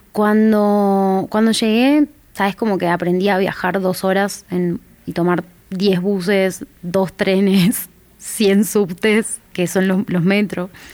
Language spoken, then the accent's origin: Spanish; Jujuy, Argentina; also born or lived in Tucumán, Argentina; now in Buenos Aires, Argentina; yo ya venía de Jujuy, que es la provincia más al norte donde yo nací, a Tucumán